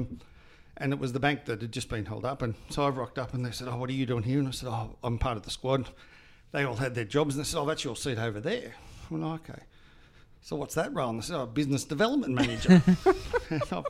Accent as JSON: {"language": "English", "country": "Australia", "moved": "as an adult", "said": "I was from Australia"}